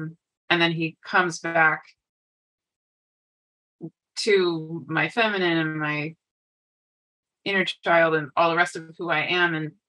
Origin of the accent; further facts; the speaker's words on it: Bangkok, Thailand; born there; So I was born in Bangkok, Thailand, and my family is very international.